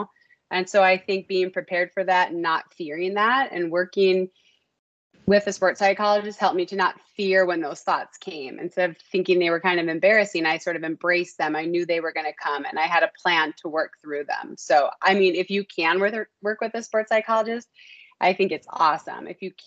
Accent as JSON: {"language": "English", "region": "Minnesota", "country": "United States", "tie": "born or raised there", "said": "I grew up in Minnesota"}